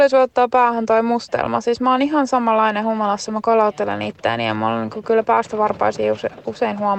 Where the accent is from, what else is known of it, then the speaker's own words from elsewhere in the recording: Italy; now in Finland; Mä olen italialainen ihminen. Mä en halua asua täällä hevon perseessä, missä on koko ajan talvi.